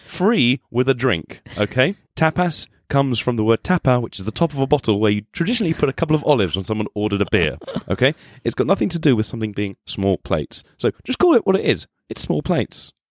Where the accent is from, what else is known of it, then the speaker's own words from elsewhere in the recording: Spain; now in London, United Kingdom; I was born and brought up in Spain. So I've grown up having lots of tapas